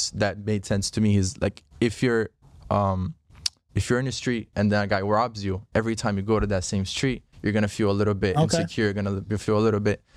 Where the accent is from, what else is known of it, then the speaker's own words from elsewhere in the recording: Brazil; now in United States; I'm from Brazil.